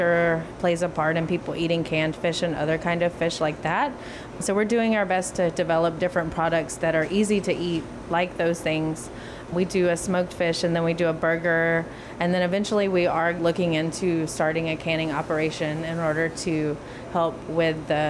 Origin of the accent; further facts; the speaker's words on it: the South, United States; now in Hawaii, United States; we are from the South.